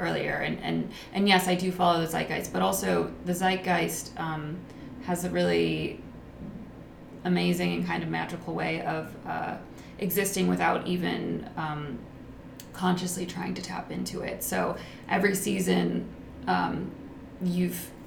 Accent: United States; as an American

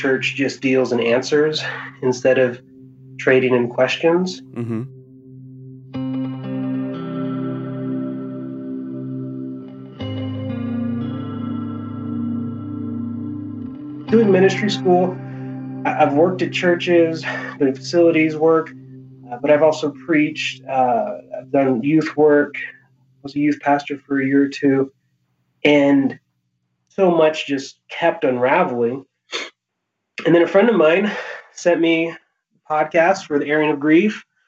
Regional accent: Hawaii, United States; I was born and raised in Hawaii

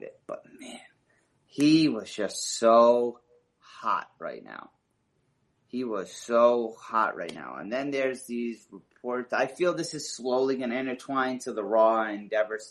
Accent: California, United States; I'm from California. I live an hour from the stadium

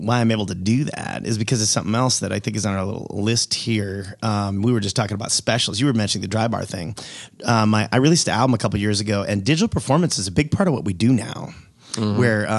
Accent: Wisconsin, United States; also born or lived in Los Angeles, California; now in Savannah, United States; I'm from Wisconsin, lived in LA for a long time

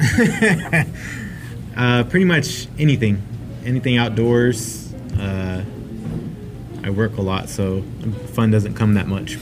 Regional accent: Manteca, California, United States; now in Stockton, United States; originally, I'm from Manteca

